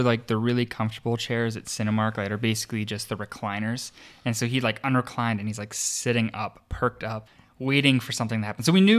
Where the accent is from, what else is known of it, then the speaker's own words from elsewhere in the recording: Pittsburgh, Pennsylvania, United States; which is celebrated in my hometown of Pittsburgh. Shout out to all of my listeners in Pittsburgh